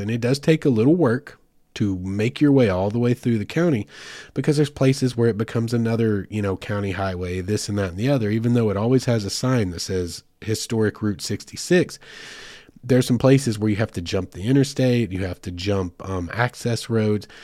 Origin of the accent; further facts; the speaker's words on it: the Ozarks, United States; I'm from the Ozarks originally.